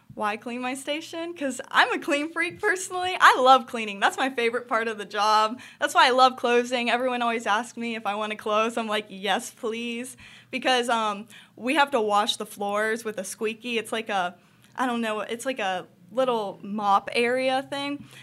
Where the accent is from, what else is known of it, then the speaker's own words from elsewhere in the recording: Charlotte, North Carolina, United States; I was born in Charlotte, North Carolina, so I've been born and raised here, and I'm a city girl